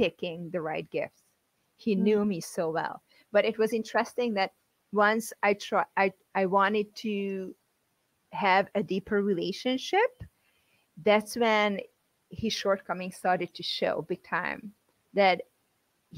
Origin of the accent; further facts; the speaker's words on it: Hungary; moved away; my home country, Hungary